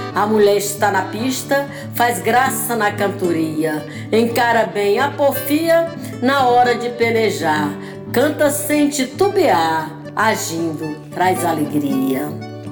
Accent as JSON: {"language": "Portuguese", "town": "Ipueiras", "region": "Ceará", "country": "Brazil", "tie": "born or raised there", "moved": "yes", "lives_now": "Rio de Janeiro, Brazil", "said": "Eu nasci em Ipueiras, terra boa é meu lugar. Sou cearense da Gema tenho orgulho em falar"}